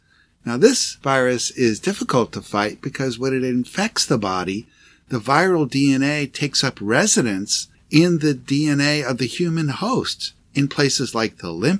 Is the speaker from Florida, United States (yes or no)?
no; Tucson, Arizona, United States; in my hometown, Tucson, Arizona